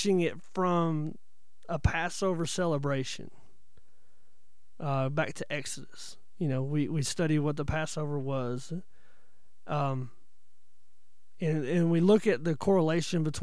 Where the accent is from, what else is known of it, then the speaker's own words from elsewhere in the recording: North Georgia, United States; moved away; my hometown up in North Georgia